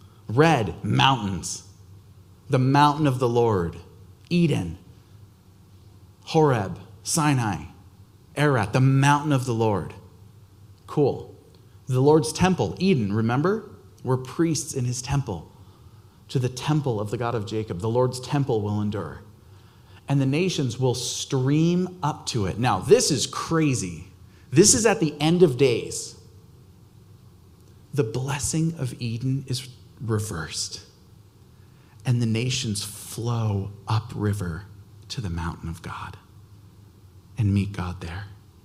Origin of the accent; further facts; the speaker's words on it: Albania; I grew up in Albania.